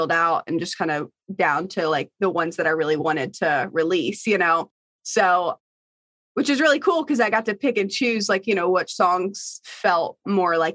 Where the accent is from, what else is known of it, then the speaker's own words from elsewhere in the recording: Bristol, Virginia, United States; I'm from Bristol, Virginia, and I grew up on a farm.